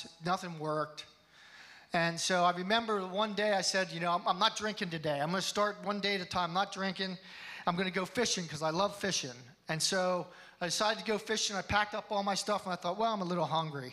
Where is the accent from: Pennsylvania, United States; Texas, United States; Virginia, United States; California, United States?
Pennsylvania, United States; Hershey; I was born in Hershey, Pennsylvania. I was raised in a family that went to church